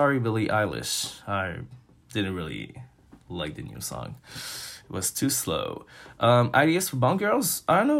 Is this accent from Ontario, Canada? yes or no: no; Montreal, Quebec, Canada; I'm from Montreal